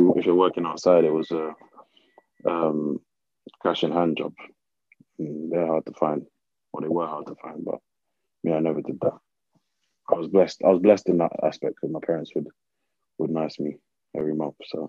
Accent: London, United Kingdom; also born or lived in North Carolina / Tennessee; I'm a Londoner from through and through, so going from London, big city, to middle of nowhere, North Carolina, or middle of nowhere, Tennessee, was a big shock.

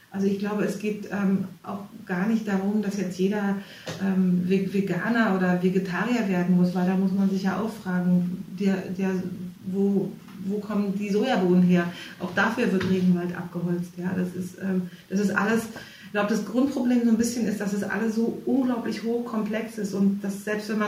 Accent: East Germany, Germany; ich bin ja in der DDR groß geworden und ähm, bei uns gab es ja, wenn es mal was gab, gab es zu Weihnachten Orangen

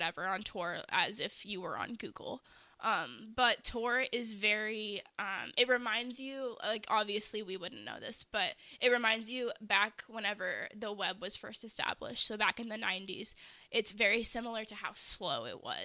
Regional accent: United States; As American citizens

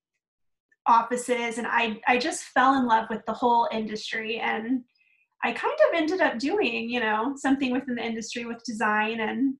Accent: Dallas, Texas, United States; moved away as an adult; now in Phoenix, United States; I am originally from Texas. So I actually grew up in the Dallas area

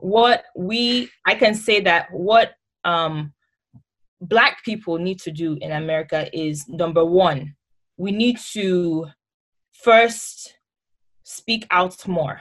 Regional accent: Nigeria; moved away as an adult; now in United States; as a Nigerian

